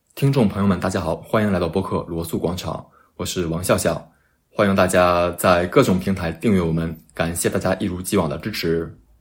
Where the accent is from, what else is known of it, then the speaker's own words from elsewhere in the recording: Tonghua, Jilin, China; 我是吉林省通化市